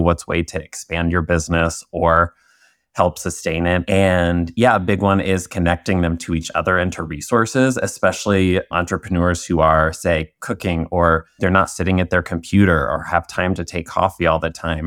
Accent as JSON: {"language": "English", "region": "Indiana", "country": "United States", "said": "I'm originally from Indiana"}